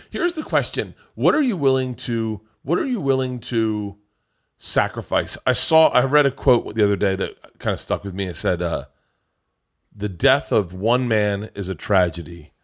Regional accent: Florida, United States; growing up in Florida

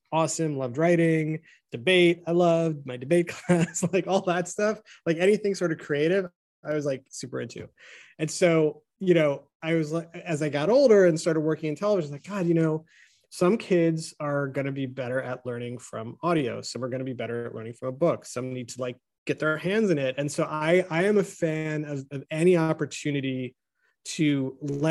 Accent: United States; how we grew up here in America, this country in particular

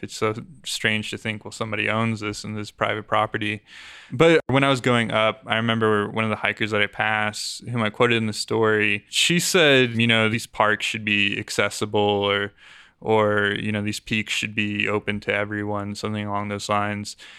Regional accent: Aurora, Colorado, United States; I grew up on, in Aurora near Parker Peoria area

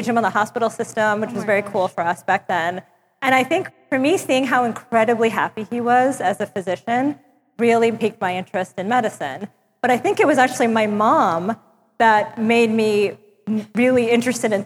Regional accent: New York City, New York, United States; moved away as an adult; also born or lived in Long Island, New York; now in Basel, Switzerland; I grew up in Brooklyn and then moved eventually to Long Island for school.

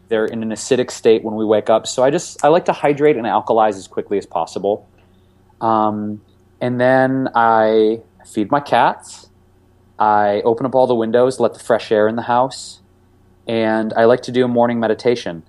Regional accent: Detroit, Michigan, United States; growing up in Detroit

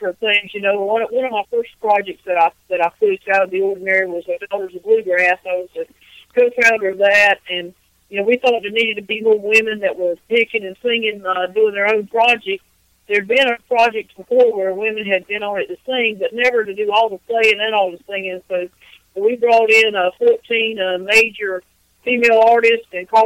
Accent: East Coast of North Carolina, United States; now in Raleigh, United States; I'm from the East Coast of North Carolina, and now I live in Raleigh.

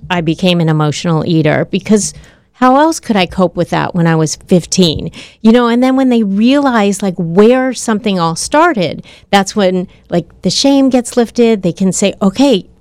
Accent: Southern California, United States; I grew up in Southern California

